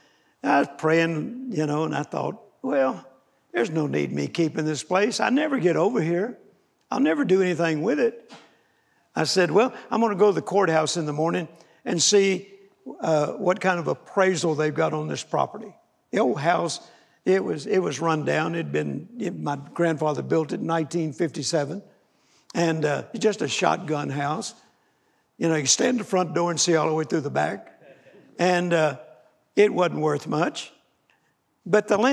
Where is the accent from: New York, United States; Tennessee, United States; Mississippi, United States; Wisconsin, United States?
Mississippi, United States; Vicksburg; moved away; my dad left my sister and I the farm where I was born in Vicksburg, Mississippi